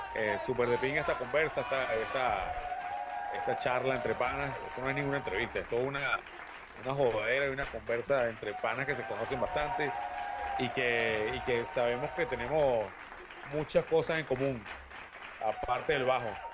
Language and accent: Spanish; Caracas, Capital District, Venezuela; Yo soy de Vista Alegre, del oeste de Caracas.